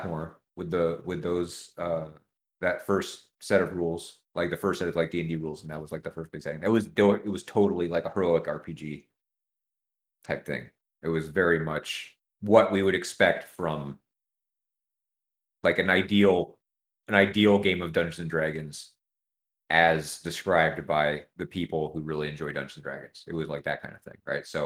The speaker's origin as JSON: {"language": "English", "region": "California", "country": "United States", "said": "I'm from California"}